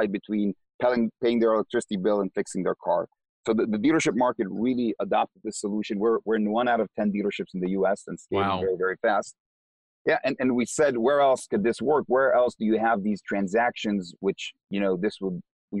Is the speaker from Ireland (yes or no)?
no; Israel; English is a second language; moved away as an adult; now in United States; I'm from Israel, so are the other co-founders and the CEO.